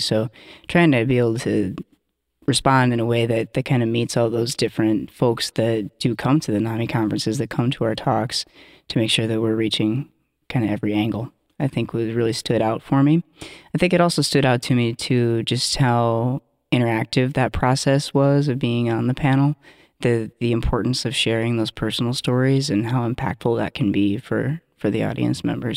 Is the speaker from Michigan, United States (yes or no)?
no; Iowa, United States; also born or lived in Twin Cities, Minnesota; now in Minneapolis, United States; I'm originally from Iowa, but have been living here in the Twin Cities since two thousand one